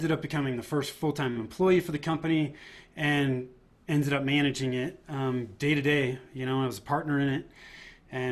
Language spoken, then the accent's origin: English; Northern California, United States; moved away as an adult; now in Denver, United States; I was born and raised in Northern California. Now I live in the Denver, Colorado area